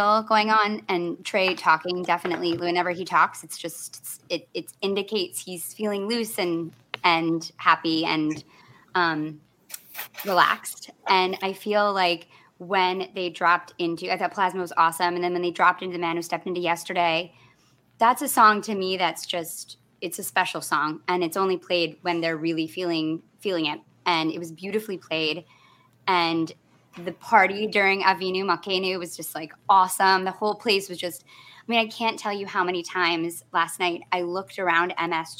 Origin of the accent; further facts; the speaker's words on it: Michigan, United States; I grew up in Michigan in a very homogenous environment